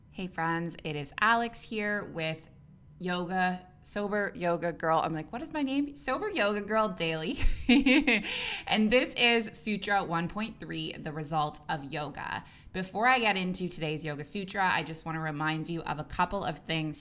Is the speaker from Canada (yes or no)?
yes; Canada; moved away as an adult; also born or lived in Dubai / Abu Dhabi; now in Bali, Indonesia; I'm a Canadian who moved across the world at age twenty-three, and I never went back